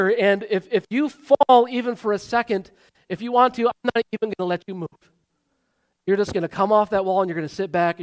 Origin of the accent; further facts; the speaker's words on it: Michigan, United States; now in Wheaton, United States; I grew up in Michigan